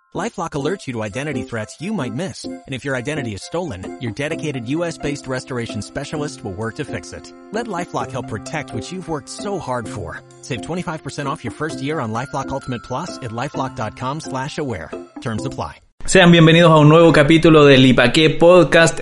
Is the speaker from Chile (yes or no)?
yes; Chile; now in Tijuana, Mexico; yo estoy viviendo en México, estoy en, en Tijuana. Y pasa que los chilenos hablamos muy